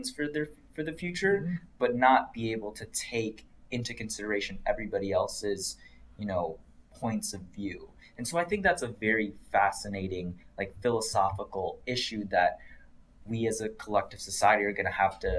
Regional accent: Sterling Heights, Michigan, United States; But you go back, I don't know, maybe to around Mount Clemens. I'm from Sterling Heights, so around there

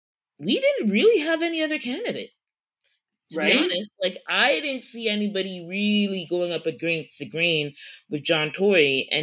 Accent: Toronto, Ontario, Canada; we are from Toronto. We record from Toronto, born and raised in Toronto.

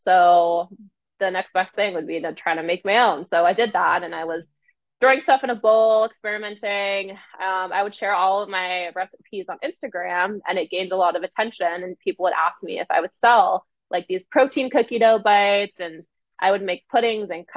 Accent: Canada; moved away as an adult; now in Ottawa, Canada; grew up in a very small town and there isn't really a whole lot of resources there to start a food business

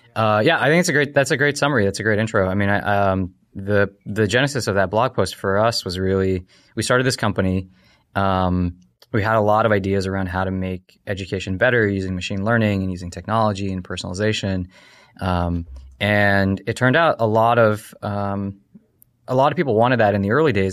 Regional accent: United States; also born or lived in Ohio / Kentucky; I grew up in Ohio, uh, in Kentucky

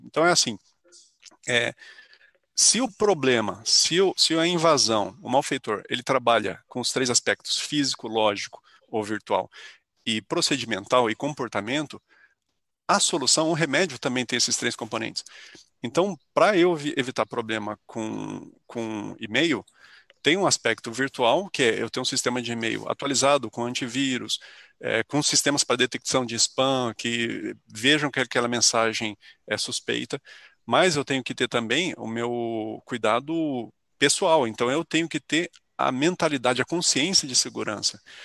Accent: São José dos Campos, São Paulo, Brazil; moved away as an adult; now in São Carlos, Brazil; ainda em São José dos Campos, que é onde eu nasci, eu fiz colégio técnico lá, na ETEP

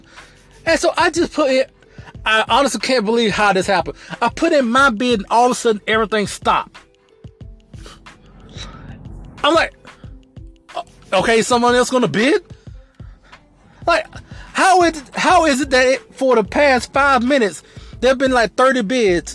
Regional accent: LaFayette, Alabama, United States; I was born and raised in Alabama, in a town that's called Lafayette, Alabama

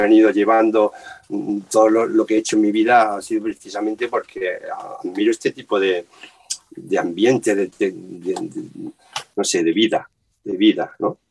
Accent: Dúrcal, Andalusia, Spain; also born or lived in Granada; Yo soy de Durcal y empecé en la banda de Durcal tocando la caja

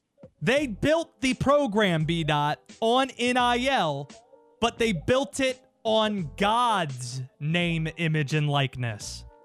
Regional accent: the South, United States; I grew up in the South, man. Southern mom.

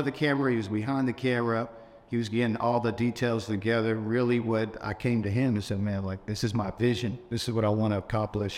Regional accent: Louisville, Kentucky, United States; also born or lived in San Diego; My hometown is Louisville. It's where I grew up. I consider that home. But my birth city is San Diego.

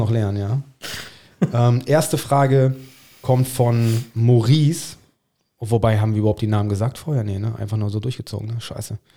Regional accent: England, United Kingdom; German is a second language; Ich bin ein Engländer.

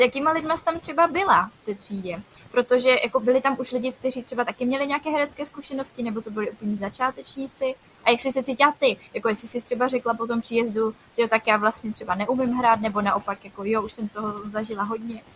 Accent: Czechia

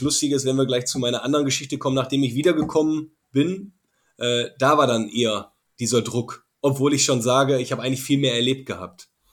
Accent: Essen, North Rhine-Westphalia, Germany; moved away as an adult; also born or lived in Salzburg; Ich komme aus dem Ruhrgebiet, äh, ziemliche Malocher-Gegend, Industrie, äh, Kohle, das typische Ruhrgebiet. Wirklich, ich bin ja mitten in Essen aufgewachsen

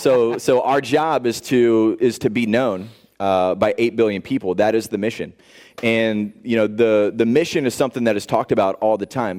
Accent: Indianapolis, Indiana, United States; I grew up in Indianapolis, Indiana, grew up on a farm

